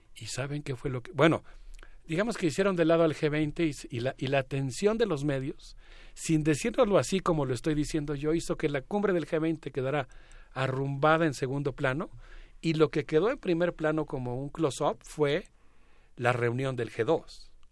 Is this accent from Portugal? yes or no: no; Mexico; como mexicano